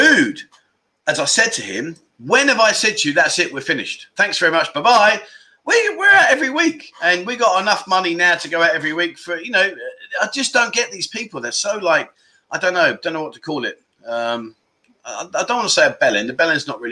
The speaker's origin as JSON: {"language": "English", "region": "England", "country": "United Kingdom", "moved": "yes", "lives_now": "Pattaya, Thailand", "said": "as an Englishman, I relate to having the local inn."}